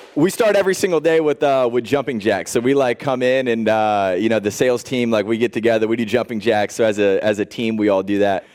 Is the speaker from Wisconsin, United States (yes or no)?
no; Indianapolis, Indiana, United States; I grew up in Indianapolis, Indiana, grew up on a farm